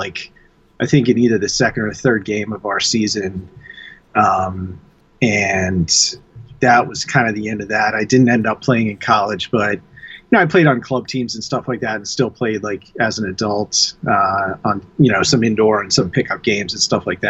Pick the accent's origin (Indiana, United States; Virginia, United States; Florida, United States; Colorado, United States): Virginia, United States; Manassas; the town that I grew up in, which is Manassas.